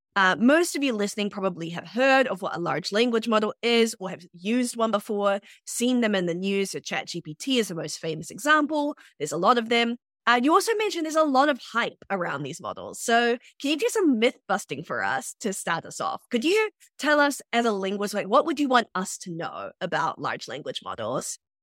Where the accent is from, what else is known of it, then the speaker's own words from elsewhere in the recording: New Zealand; also born or lived in Sierra Leone; I'm from New Zealand and I grow up there